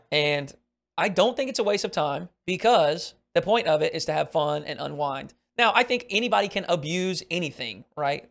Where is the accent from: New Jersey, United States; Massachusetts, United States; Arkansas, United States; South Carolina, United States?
Arkansas, United States; I grew up in Arkansas